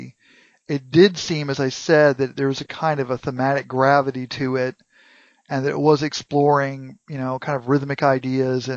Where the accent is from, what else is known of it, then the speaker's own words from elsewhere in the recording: United States; as an American